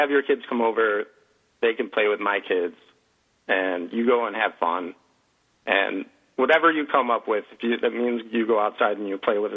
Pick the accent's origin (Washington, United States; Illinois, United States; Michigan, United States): Illinois, United States; Chicago; I'm from Chicago, so I'm a Bears fan